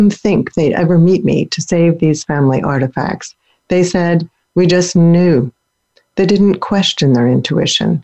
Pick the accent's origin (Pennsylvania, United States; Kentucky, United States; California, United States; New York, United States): Pennsylvania, United States; also born or lived in Germany; one state away from where I grew up in Pennsylvania